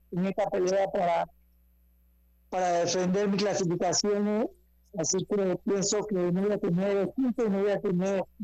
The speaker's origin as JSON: {"language": "Spanish", "country": "Panama", "said": "vamos a pelear en, la, en, el país de Panamá, contento porque voy a pelear en mi país."}